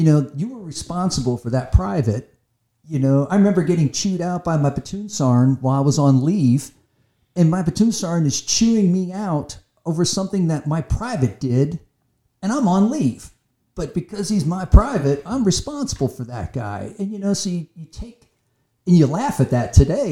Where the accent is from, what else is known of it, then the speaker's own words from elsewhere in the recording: Anaheim, California, United States; I grew up in Anaheim